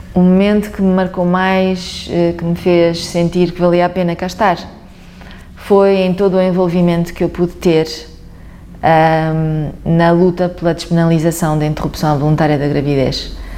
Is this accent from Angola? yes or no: no; Guimarães, Norte, Portugal; born or raised there